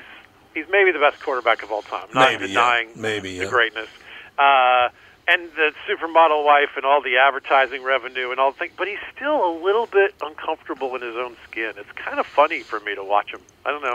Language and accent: English; Georgia, United States; My home state slogan, ….